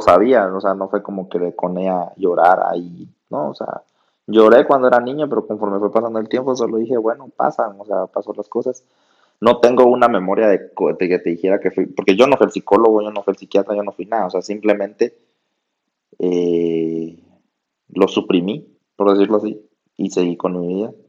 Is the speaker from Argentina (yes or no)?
no; Guatemala; aquí estamos los dos en Guatemala, somos chapines